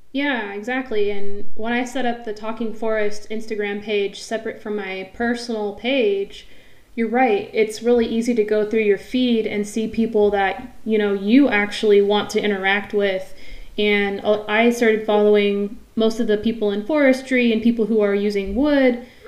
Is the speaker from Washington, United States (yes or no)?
yes; near Mount Rainier, Washington, United States; I grew up near Mount Rainier, Crystal Mountain